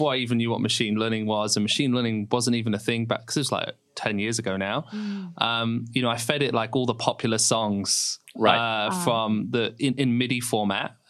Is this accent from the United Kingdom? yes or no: yes; Lincoln, East Midlands, United Kingdom; moved away; I grew up in Lincoln back in England